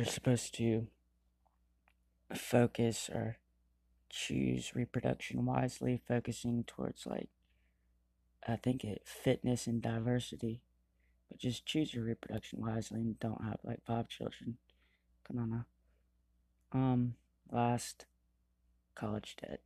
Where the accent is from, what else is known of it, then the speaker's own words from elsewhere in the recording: Georgia, United States; I'm from Georgia